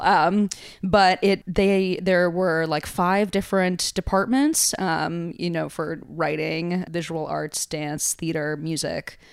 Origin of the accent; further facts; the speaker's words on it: New Haven, Connecticut, United States; now in New York, United States; growing up in New Haven